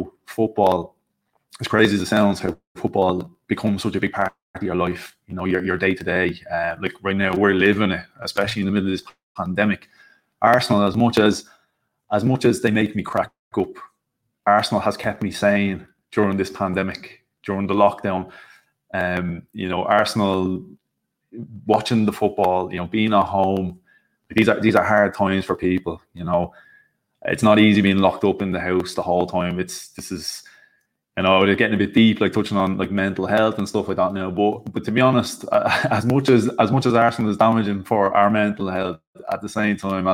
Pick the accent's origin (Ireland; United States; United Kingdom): Ireland; born and bred in Ireland, still here in Ireland